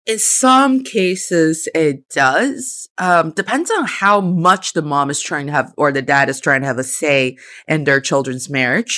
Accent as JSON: {"language": "English", "country": "China", "tie": "born or raised there", "said": "I spent the first twenty-three years of my life in China, and I am, I didn't spend that time as a foreigner. I was a Chinese person"}